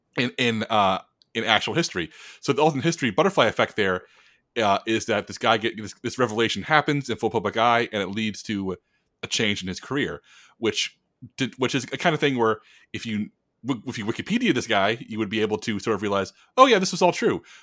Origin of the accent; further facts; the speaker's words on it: United States; as an American